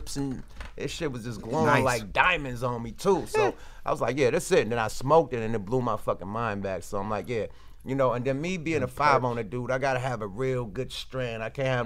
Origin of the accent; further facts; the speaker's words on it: the Bay Area, California, United States; I'm from the Bay